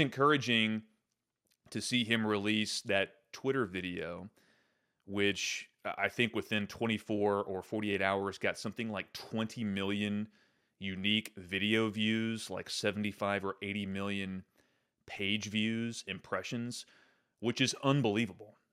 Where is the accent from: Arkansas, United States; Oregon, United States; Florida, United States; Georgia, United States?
Arkansas, United States; Central; I grew up in the Episcopal Church." uh, here in Central Arkansas